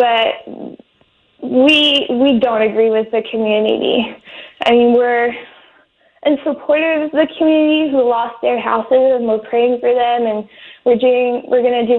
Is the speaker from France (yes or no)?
yes; France; moved away as an adult; now in Malibu, United States; I was born and raised in France